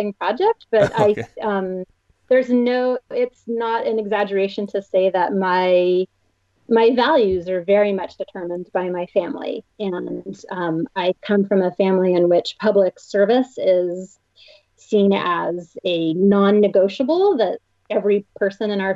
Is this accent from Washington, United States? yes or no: yes; Bainbridge Island, Washington, United States; I grew up where I still live today, here on Bainbridge Island